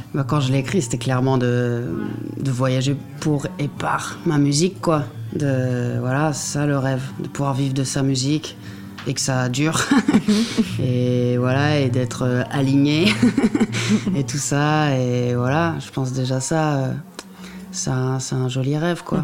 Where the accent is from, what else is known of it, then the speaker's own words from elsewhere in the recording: Normandy, France; au Havre, en plus, par chez moi en Normandie